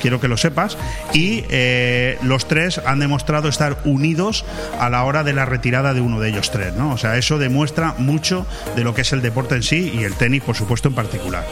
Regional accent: Spain; los españoles somos de una forma de ser

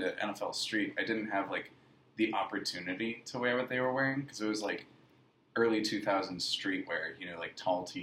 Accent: Pittsburgh, Pennsylvania, United States; I grew up in Pittsburgh

